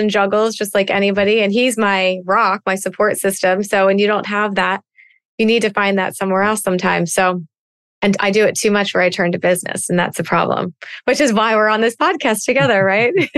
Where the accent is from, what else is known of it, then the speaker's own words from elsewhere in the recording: East Coast, United States; I'm a girl from the East Coast that likes to talk